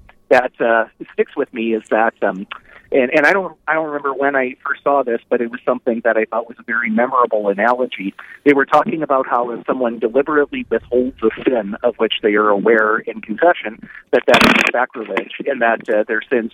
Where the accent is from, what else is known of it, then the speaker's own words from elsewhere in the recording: Napoleon, United States; the community that I grew up in Napoleon